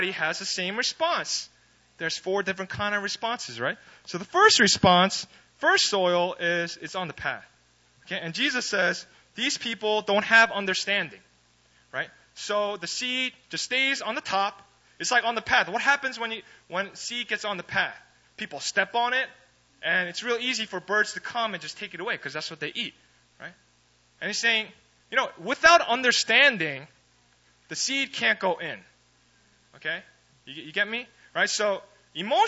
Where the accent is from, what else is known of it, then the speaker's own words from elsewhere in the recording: East Coast of America, United States; moved away; I'm from the East Coast